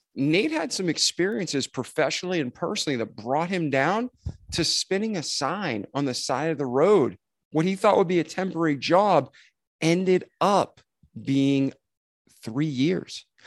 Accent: Milford, Massachusetts, United States; moved away; I'm from Milford, Mass originally

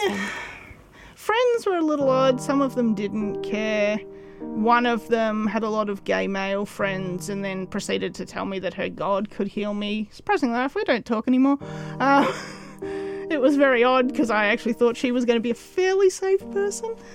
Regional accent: Woodend, Victoria, Australia; now in Kyneton, Australia; I grew up in Woodend, so yeah, just down the road.

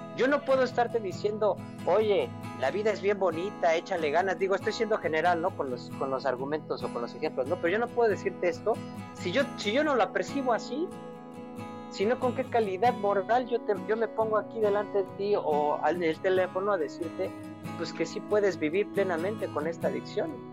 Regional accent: Mexico City, Mexico; yo soy de la Ciudad de México y me acuerdo que, viva, que mis papás vivían en una colonia que se llama Nahua

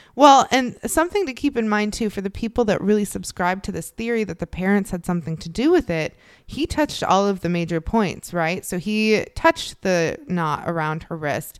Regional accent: Chicago, Illinois, United States; I grew up in the Chicagoland area

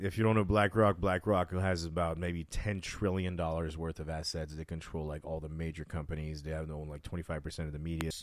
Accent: France; now in Las Vegas, United States; I was raised in France

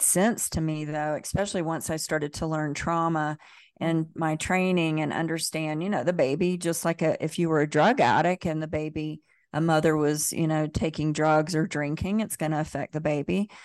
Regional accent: the South, United States; I grew up in the South, in the Bible Belt

